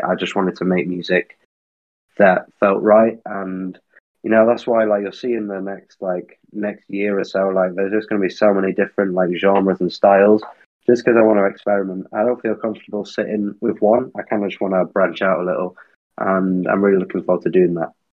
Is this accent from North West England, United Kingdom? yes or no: yes; Manchester, North West England, United Kingdom; now in London, United Kingdom; I am from Manchester originally